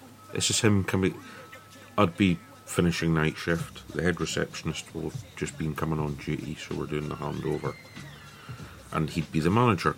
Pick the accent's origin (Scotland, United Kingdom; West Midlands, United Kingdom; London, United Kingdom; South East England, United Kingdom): Scotland, United Kingdom; I'm Scottish